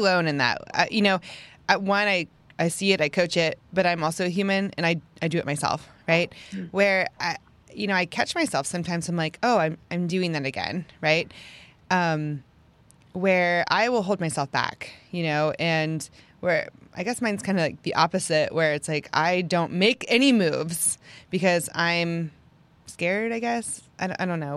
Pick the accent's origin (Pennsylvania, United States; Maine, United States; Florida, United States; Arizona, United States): Pennsylvania, United States; moved away as an adult; now in Houston, United States; I'm from Pennsylvania, got married, moved to Houston